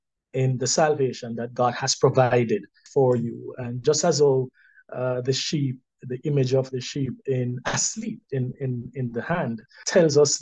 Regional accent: Kingston, Jamaica; I was born in Kingston

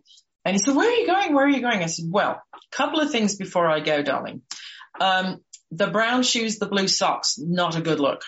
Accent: Liverpool, North West England, United Kingdom; moved away; I am from Liverpool

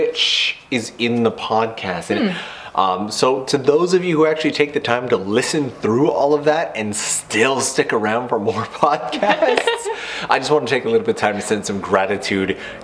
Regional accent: Canada; now I'm from a slightly smaller town in Canada

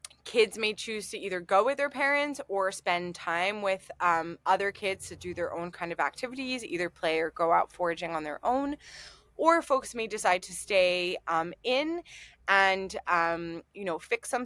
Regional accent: Montreal, Quebec, Canada; now in Durham, United Kingdom; where I grew up in Montreal, we lived in townhouses

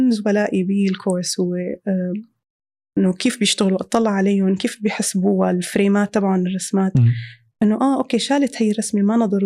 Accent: Syria; moved away; طالعين من سوريا فالأولويات اختلفت

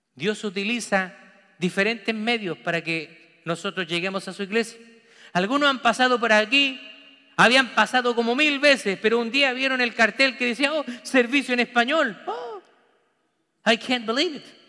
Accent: Chile; moved away as an adult; now in United States; Mi familia sanguínea está toda en Chile. La familia de mi esposa también está toda en Chile.

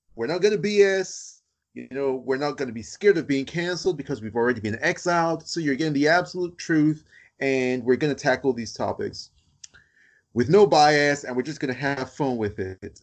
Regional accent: United States; now in United Kingdom; I'm American, but I live in the UK

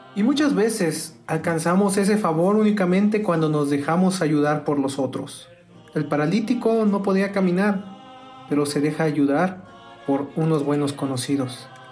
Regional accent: Tingambato, Michoacán, Mexico; en mi pueblo natal, Tingambato, Michoacán

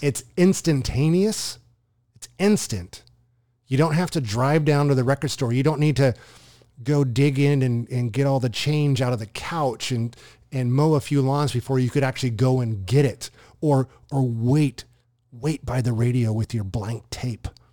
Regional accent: Southern California, United States; I grew up in Southern California

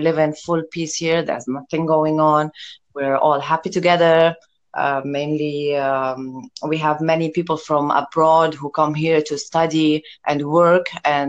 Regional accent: South Governorate, Lebanon; now in Beirut, Lebanon; I'm from the South, and the South, it's a bit like a closed society, more religious, whatever society. I couldn't fit in there. So I live now in the city. It's the capital city of Lebanon.

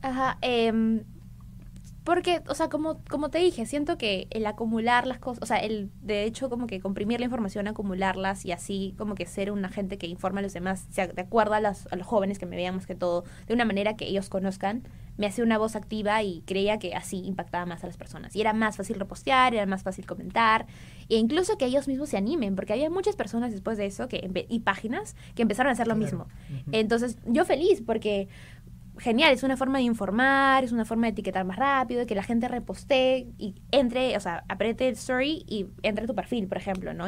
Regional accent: Arequipa, Peru; moved away as an adult; now in Lima, Peru; Yo soy de Arequipa, eh, entonces en mi tercer, cuarto año de secundaria sí o sí sabía que quería estudiar Derecho

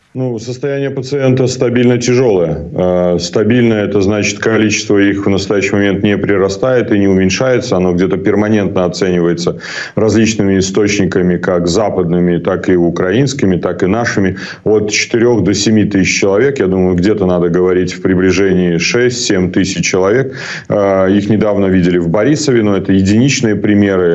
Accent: Belarus; Как белорус

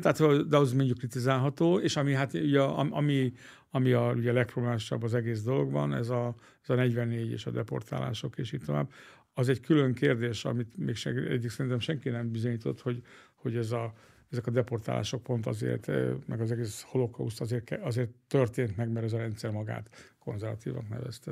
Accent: Hungary

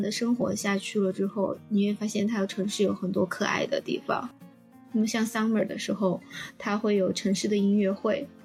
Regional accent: Chengdu, Sichuan, China; moved away as an adult; also born or lived in Chicago, United States / Champaign, United States; 作为一个成都人，我连下雪都没看过

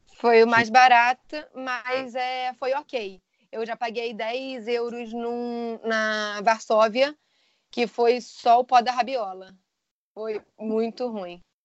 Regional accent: Rio de Janeiro, Brazil; now in England; sou carioca, mas atualmente eu moro na Inglaterra

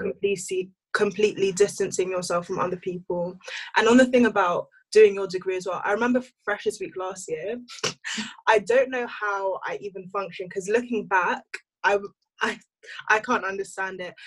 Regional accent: London, United Kingdom; moved away as an adult; also born or lived in Nigeria; now in Cambridge, United Kingdom; I'm Nigerian and I'm from Northwest London

